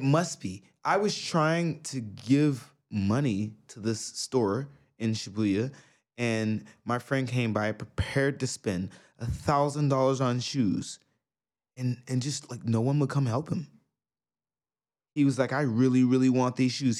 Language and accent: English; New York, United States; now in Japan; I'm from New York